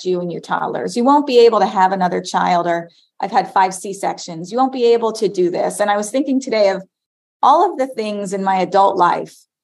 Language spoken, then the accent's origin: English; Florida, United States; I grew up in Florida